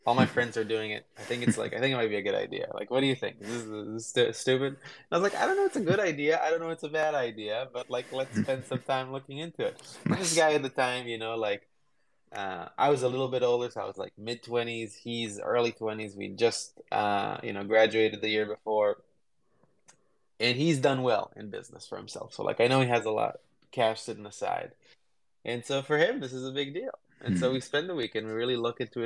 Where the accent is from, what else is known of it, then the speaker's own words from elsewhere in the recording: Jerusalem, Jerusalem District, Israel; moved away as an adult; also born or lived in Berkeley, California; now in United States; I grew up in Israel, where it does definitely have like a high tech culture, but I grew up in a shitty neighborhood in a small part of Jerusalem